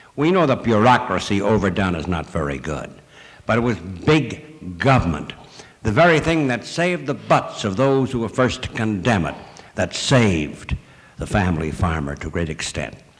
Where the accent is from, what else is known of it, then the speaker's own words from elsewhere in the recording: Chicago, Illinois, United States; I come from Chicago